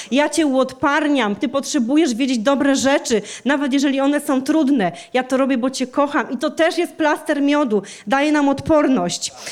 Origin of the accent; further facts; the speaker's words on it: Częstochowa, Silesian Voivodeship, Poland; w kościele, w którym e, się wychowałam, w którym się nawróciłam, w kościele w Częstochowie